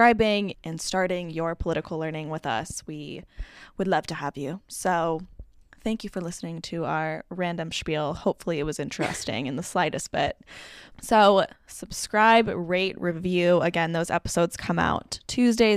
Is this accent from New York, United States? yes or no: no; South Bay, Bay Area, California, United States; also born or lived in Los Angeles, California; I grew up in California in the Bay Area in the South Bay